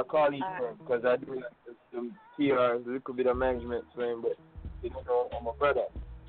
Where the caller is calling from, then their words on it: Queens, New York, United States; Yeah, I'm calling from Jamaica, Queens.